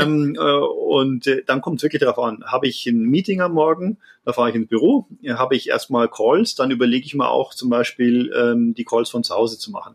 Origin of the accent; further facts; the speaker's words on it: Landshut, Bavaria, Germany; ich bin äh, aufgewachsen in Landshut, äh, im Herzen Niederbayerns